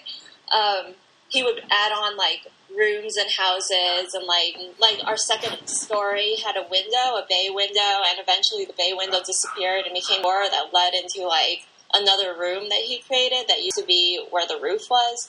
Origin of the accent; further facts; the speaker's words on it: Pasadena, California, United States; I grew up in Southern California in Pasadena